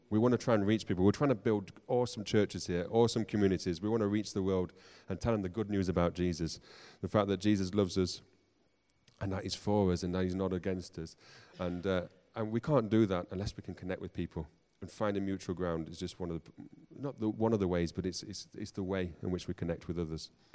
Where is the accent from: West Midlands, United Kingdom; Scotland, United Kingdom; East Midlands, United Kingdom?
East Midlands, United Kingdom; Nottingham; I grew up in Nottingham